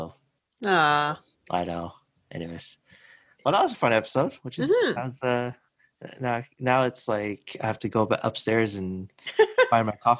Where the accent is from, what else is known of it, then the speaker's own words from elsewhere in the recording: United States; now in Canada; growing up in States